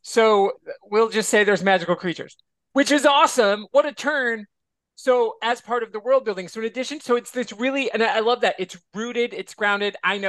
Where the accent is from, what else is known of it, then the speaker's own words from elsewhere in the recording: Michigan, United States; moved away; I'm from Michigan. So I understand. I don't live there anymore, but I'm from there.